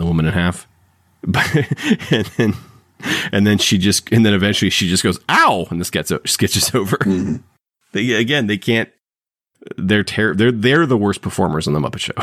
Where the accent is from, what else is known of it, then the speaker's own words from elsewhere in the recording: Ohio, United States; when I grew up in Ohio